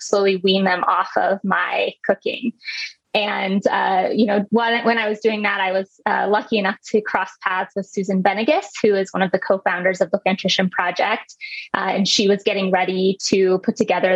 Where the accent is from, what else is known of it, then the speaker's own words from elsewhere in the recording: Midwest, United States; I grew up in the Midwest